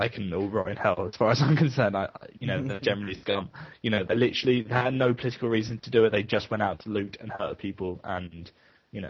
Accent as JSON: {"language": "English", "region": "London", "country": "United Kingdom", "said": "speaking as a Londoner"}